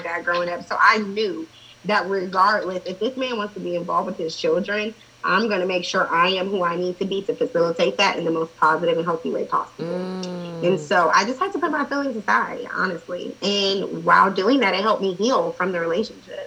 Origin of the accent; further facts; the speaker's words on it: Columbus, Ohio, United States; I grew up inner city. Um, I went to private school, like K through fourth, fifth grade, and then I went to inner city schools, and then um, for high school, I moved to the suburbs